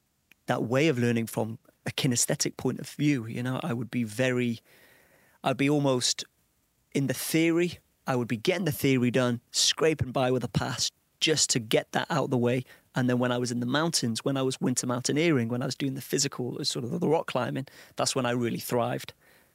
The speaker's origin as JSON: {"language": "English", "town": "Old Colwyn", "region": "Wales", "country": "United Kingdom", "said": "Old Colwyn. A small, sleepy place, you know, not a lot going on there."}